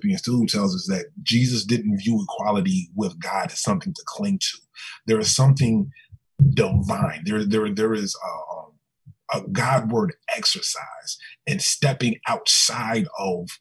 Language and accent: English; Richmond, Virginia, United States; now in Miami, United States; I grew up in Richmond, Virginia, the former capital of the Confederacy